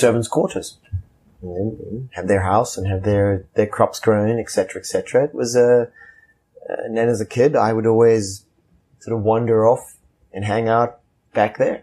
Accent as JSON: {"language": "English", "country": "Zimbabwe", "tie": "born or raised there", "also_born_or_lived": "Lusaka, Zambia", "moved": "as an adult", "lives_now": "United States", "said": "my life growing up in Rhodesia was a life of privilege as a white person in Africa"}